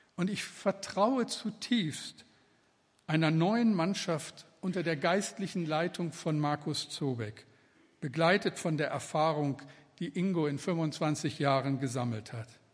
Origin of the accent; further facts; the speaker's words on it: Moers, North Rhine-Westphalia, Germany; bin ich in Mörs am Niederrhein geboren